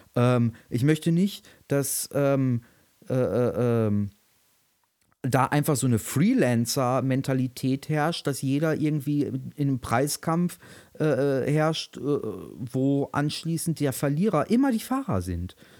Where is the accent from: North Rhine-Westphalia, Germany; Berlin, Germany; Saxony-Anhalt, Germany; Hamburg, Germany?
Berlin, Germany; als Berliner